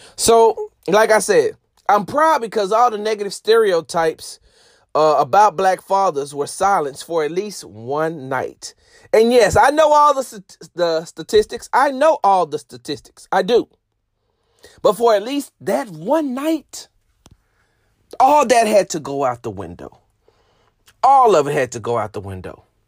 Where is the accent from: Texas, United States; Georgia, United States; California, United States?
Texas, United States; Houston; I'm from Texas. I'm from Houston